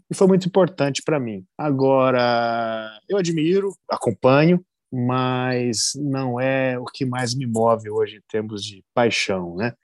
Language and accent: Portuguese; Basque Country, Spain; now in Brazil; porque eu tinha 20 dias de Brasil. Você imagina, eu vim do País Basco, é, lá do Andônia, uma situação de rigor em cozinha, de silêncio completo, para me embrenhar na selva amazônica.